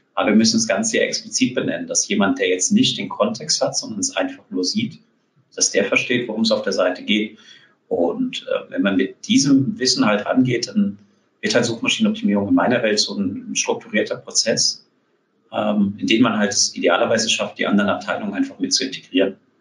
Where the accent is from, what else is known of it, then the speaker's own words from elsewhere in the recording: South Hesse, Germany; moved away as an adult; now in Berlin, Germany; Ich bin auch in Südhessen groß geworden, dort ganz, ganz lange gelebt.